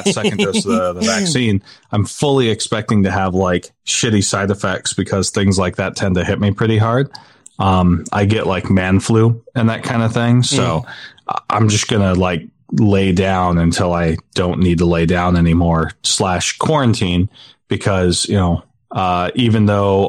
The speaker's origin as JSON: {"language": "English", "town": "St. George", "region": "Utah", "country": "United States", "tie": "born or raised there", "moved": "yes", "said": "St. George, which is my hometown."}